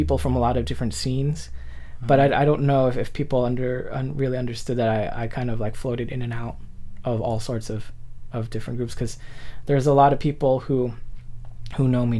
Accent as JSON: {"language": "English", "town": "Milpitas", "region": "California", "country": "United States", "tie": "born or raised there", "said": "growing up in Milpitas, we had a skate park behind Mervyn's, and this didn't last long."}